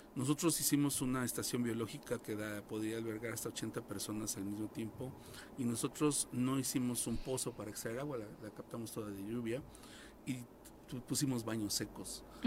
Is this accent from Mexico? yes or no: yes; Cuernavaca, Morelos, Mexico; los que nacimos aquí en Cuernavaca